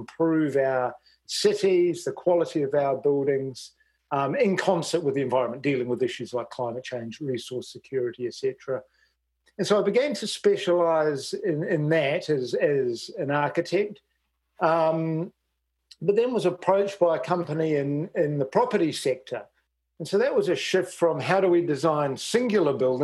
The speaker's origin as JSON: {"language": "English", "country": "New Zealand", "moved": "as an adult", "lives_now": "Australia", "said": "I'm a Kiwi."}